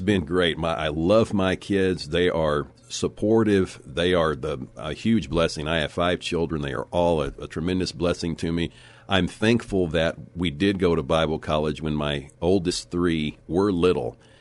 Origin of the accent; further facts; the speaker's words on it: Leakey, Texas, United States; also born or lived in Corpus Christi, Texas; I was, uh, born in Corpus Christi, Texas. So I'm a native Texan, and I was raised in the Texas Hill Country, uh, and went to school in Lakey, Texas, and graduated there